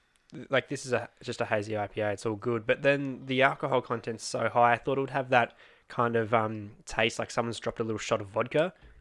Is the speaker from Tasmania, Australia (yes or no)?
yes; Tasmania, Australia; we're from Tasmania.